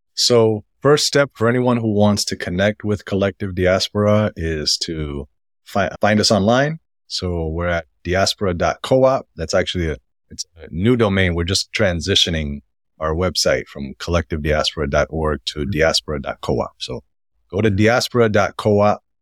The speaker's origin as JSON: {"language": "English", "town": "New York City", "region": "New York", "country": "United States", "tie": "born or raised there"}